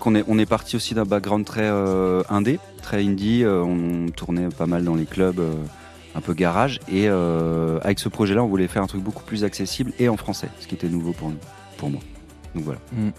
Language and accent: French; Haut-Rhin, Grand Est, France; Julien et moi, en tout cas, on a grandi dans le Haut-Rhin, dans des petits bleds